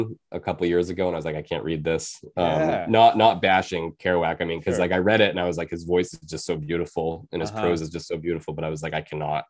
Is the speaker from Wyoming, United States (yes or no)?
no; Penobscot Nation, Maine, United States; also born or lived in Bridgeport, United States; I was born in Bridgeport, Connecticut, and my mom took me to the Penobscot Nation in Maine when I was six. And that's where I grew up for the rest of my life and throughout the year.